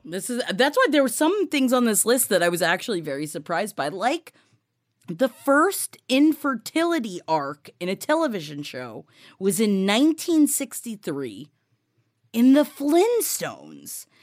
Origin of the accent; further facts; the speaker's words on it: New York City, New York, United States; being a family from Queens